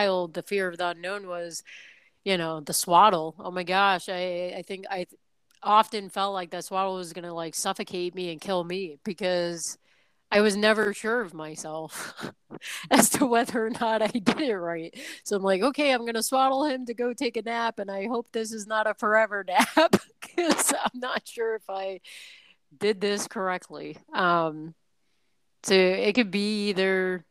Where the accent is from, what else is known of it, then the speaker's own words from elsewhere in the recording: New York City, New York, United States; moved away as an adult; also born or lived in Southern Virginia; growing up in New York City and then going to college in, Southern Virginia